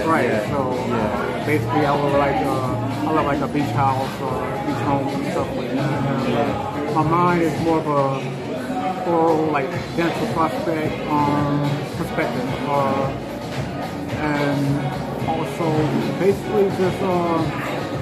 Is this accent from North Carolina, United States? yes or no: no; South Carolina, United States; now in Chicago, United States; I'm from South Carolina, from the Carolinas